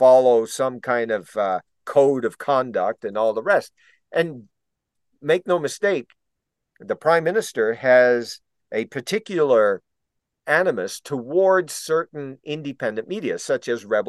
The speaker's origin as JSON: {"language": "English", "town": "Foxtrap", "region": "Newfoundland and Labrador", "country": "Canada", "tie": "born or raised there", "said": "I'm from Foxtrap."}